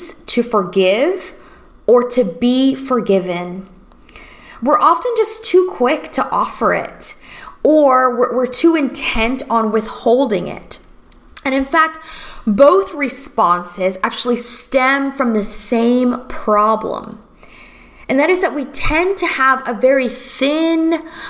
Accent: Florida, United States; also born or lived in Los Angeles, United States; now in New Orleans, United States; I'm originally from Florida

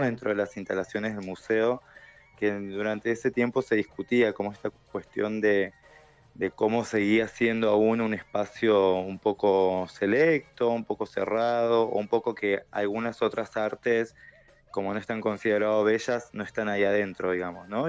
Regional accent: Neuquén, Argentina; moved away as an adult; also born or lived in Rosario; la única neuquina en esta categoría

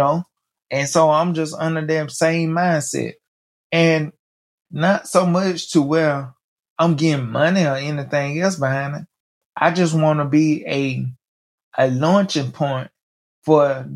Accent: Mobile, Alabama, United States; moved away; My hometown, Mobile

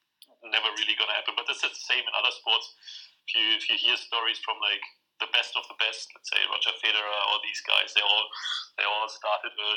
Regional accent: a small village close to Hanover, Lower Saxony, Germany; moved away as an adult; also born or lived in Saarbrücken, Germany; now in Edinburgh, United Kingdom; I'm born and raised in Germany, in a very small village close to Hanover

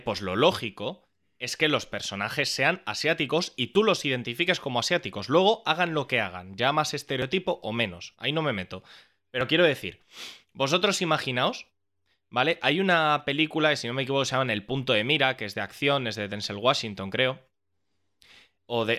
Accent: Spain; nuestra cultura como españoles

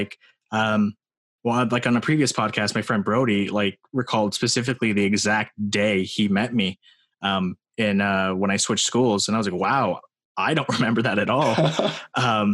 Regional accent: Morgan Hill, California, United States; What was it like for me growing up in Morgan Hill? I don't know. Like, I mean, obviously good

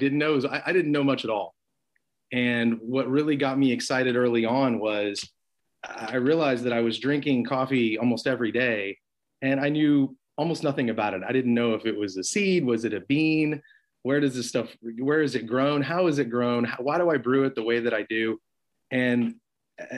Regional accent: Austin, Texas, United States; now in Arlington, United States; I grew up in Austin, Texas

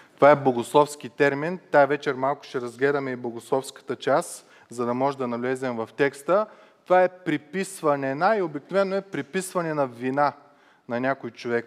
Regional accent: Bulgaria; съм българин

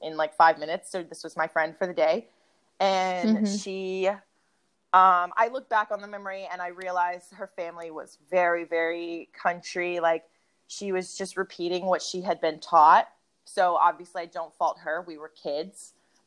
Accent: Memphis, Tennessee, United States; also born or lived in Chicago; we moved to Memphis when I was probably 3. But a lot of my culture is still very much Midwestern

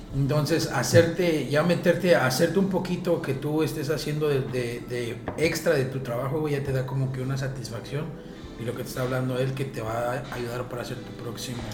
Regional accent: Mexico; moved away as an adult; now in Dubai, United Arab Emirates; yo salí de, de, de, de México a los 23 años

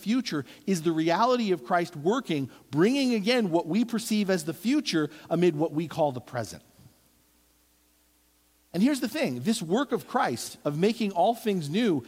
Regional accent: East Coast, United States; moved away; growing up on the East Coast

